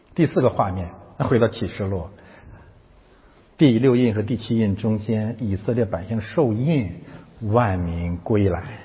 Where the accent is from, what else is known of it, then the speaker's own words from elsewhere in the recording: China; moved away; 我们从中国来的